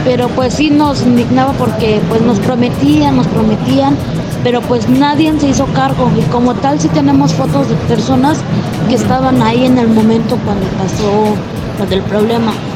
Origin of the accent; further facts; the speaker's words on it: Oaxaca, Mexico; now in Mexico City, Mexico; Yo soy de Oaxaca